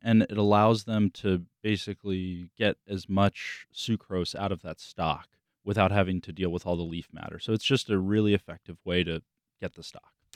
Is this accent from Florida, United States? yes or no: yes; South Florida, United States; I grew up in South Florida. I grew up in the Everglades